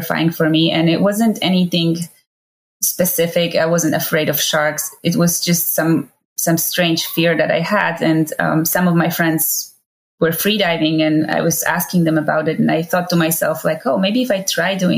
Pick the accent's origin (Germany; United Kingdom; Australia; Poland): Poland; moved away as an adult; also born or lived in Honolulu; now in Maui, United States; I'm originally from Poland. I left Poland, however, when I was 19